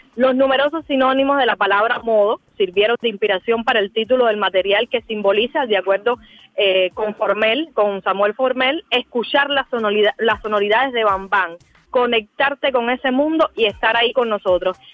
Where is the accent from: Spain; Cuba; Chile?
Cuba; nosotros como cubanos